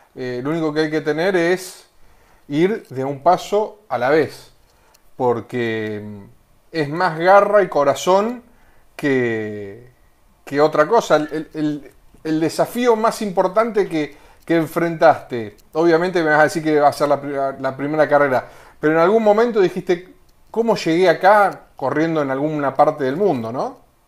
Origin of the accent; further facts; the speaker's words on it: Pinamar, Buenos Aires Province, Argentina; nosotros somos de, de Pinamar